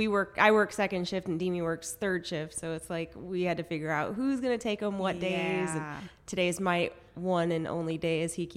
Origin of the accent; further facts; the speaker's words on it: Northern California, United States; moved away as an adult; now in Muscatine, United States; And so I'm from NorCal and then went to high school there.